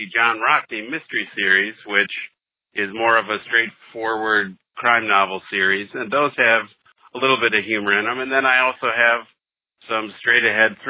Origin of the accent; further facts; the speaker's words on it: Wisconsin, United States; moved away as an adult; now in Detroit, United States; I was born and raised in Wisconsin, moved to Detroit, Michigan back in 2000.